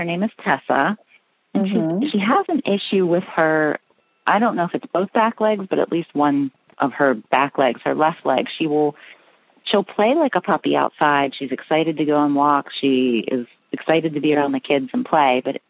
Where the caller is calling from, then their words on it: Pittsburgh, Pennsylvania, United States; I'm calling from Pittsburgh, Pennsylvania.